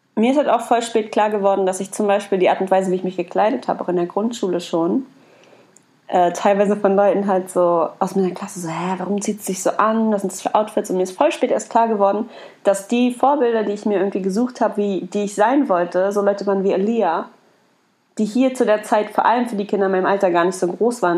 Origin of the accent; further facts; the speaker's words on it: Berlin, Germany; Dann sage ich ja halt nur aus Berlin